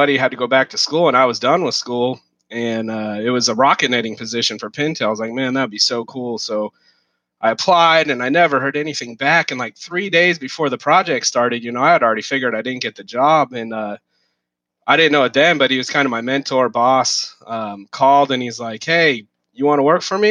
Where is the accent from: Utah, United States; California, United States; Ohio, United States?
California, United States; South Lake Tahoe; also born or lived in Santa Barbara; I grew up in South Lake Tahoe, small kind of mountain town.